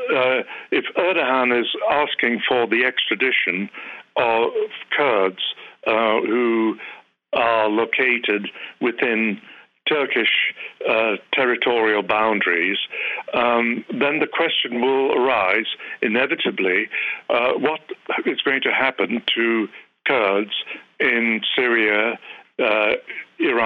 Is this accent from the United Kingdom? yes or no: yes; United Kingdom; moved away as an adult; now in United States; I'm a Brit. Although I've been here for 35 years, I've not become an American citizen.